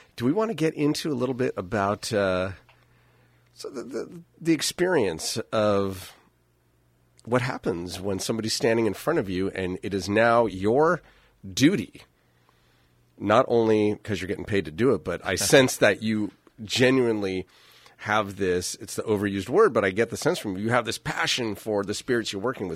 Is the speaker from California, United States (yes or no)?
yes; Napa, California, United States; I'm from Napa